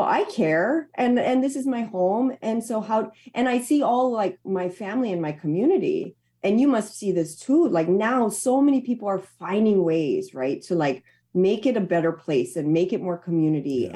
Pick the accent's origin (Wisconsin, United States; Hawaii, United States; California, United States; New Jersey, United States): Hawaii, United States; where i'm from to my home